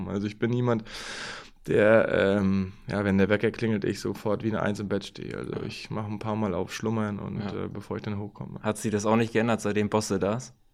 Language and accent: German; Mecklenburg-Vorpommern, Germany; born there; Angefangen, Handball zu spielen, habe ich wirklich in meiner Geburts- äh, oder meinem Geburtsort Termin, SV Einheit Termin